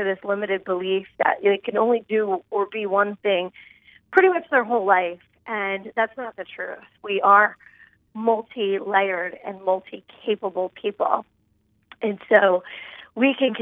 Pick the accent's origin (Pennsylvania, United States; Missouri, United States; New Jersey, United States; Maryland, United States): Pennsylvania, United States; right outside of Philadelphia; I grew up right outside of Philadelphia in a highly dysfunctional home